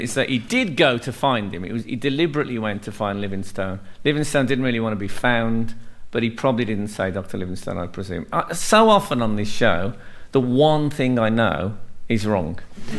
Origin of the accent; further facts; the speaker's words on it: England, United Kingdom; we, the English